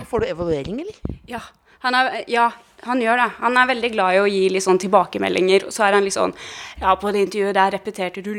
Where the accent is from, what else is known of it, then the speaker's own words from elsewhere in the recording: Oslo, Norway; Jeg, jeg vokste jo opp på Kampen her. Eh, så nå har jeg en sånn runde som går forbi den leiligheten eh, jeg vokste opp i.